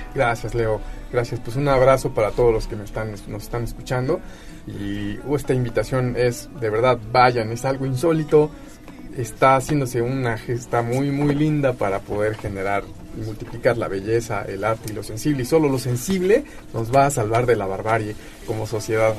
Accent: Puebla, Mexico; como poblanos

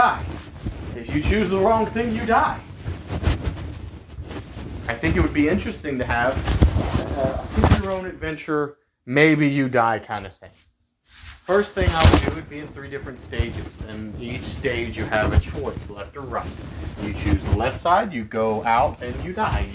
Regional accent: El Campo, Texas, United States; here in my hometown of El Campo

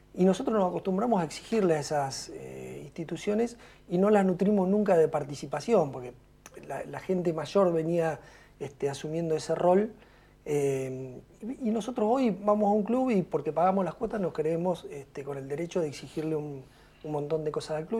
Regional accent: Punta Alta, Buenos Aires Province, Argentina; moved away as an adult; now in Bahía Blanca, Argentina; nací en Punta Alta

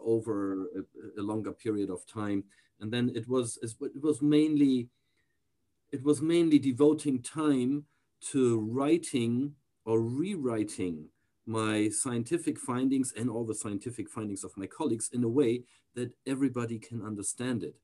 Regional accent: near the Danish border, Schleswig-Holstein, Germany; also born or lived in Texas, United States; I grew up most of my childhood, of my early childhood, then uh, in a small town near to the Danish border

